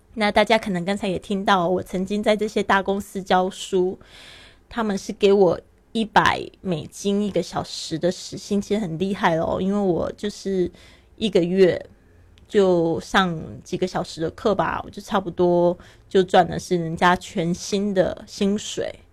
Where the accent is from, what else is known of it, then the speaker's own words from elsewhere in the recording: Taiwan; moved away as an adult; also born or lived in Shanghai, China; now in Barcelona, Spain; 我是原来是出生在台湾，但是呢，我爸爸其实是在上海出生的